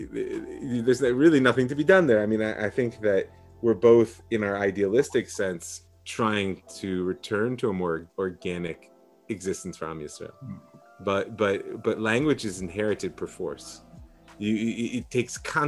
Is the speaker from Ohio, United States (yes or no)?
yes; Cleveland, Ohio, United States; now in Israel; I grew up in Cleveland